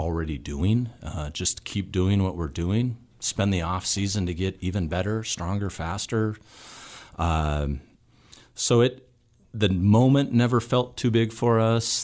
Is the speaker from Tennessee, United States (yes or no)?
no; Missoula, Montana, United States; born and raised in Missoula